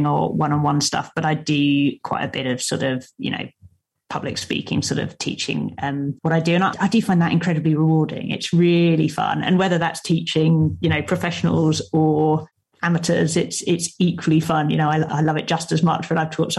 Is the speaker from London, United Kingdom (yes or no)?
yes; London, United Kingdom; also born or lived in Cambridge; I'm a London girl. I grew up in London.